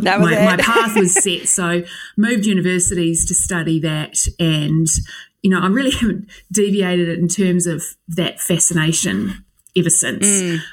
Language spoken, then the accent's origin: English; New Zealand; now in Sydney, Australia; people may not be able to tell by my accent, but I'm a Kiwi. I grew up in New Zealand, although now I live in Sydney in Australia.